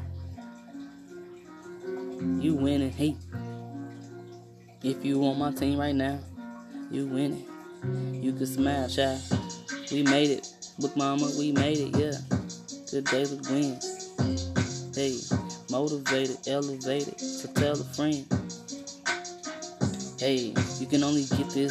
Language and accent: English; East St. Louis, Illinois, United States; I'm from East St. Louis